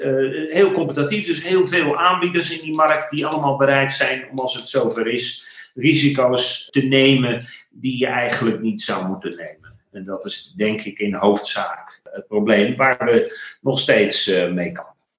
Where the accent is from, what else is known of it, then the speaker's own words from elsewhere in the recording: The Hague, South Holland, Netherlands; accent: Haags; dan horen mensen dat ik uit Den Haag kom. Daar ben ik geboren en getogen. Ik ben Hagenees, geen Hagenaar